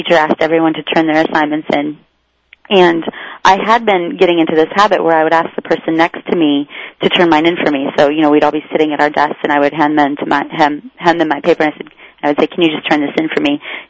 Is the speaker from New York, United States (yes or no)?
no; Iowa, United States; growing up in Iowa in a rural area